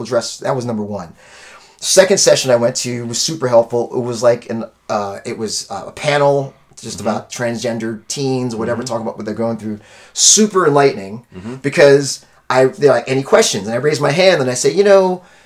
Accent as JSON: {"language": "English", "country": "Haiti", "said": "I'm Haitian, I'm West Indian."}